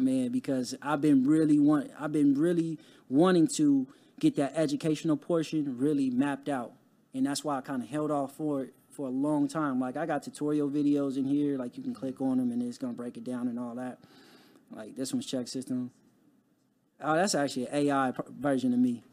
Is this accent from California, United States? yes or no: yes; Compton, California, United States; growing up in Compton, it wasn't a lot of resources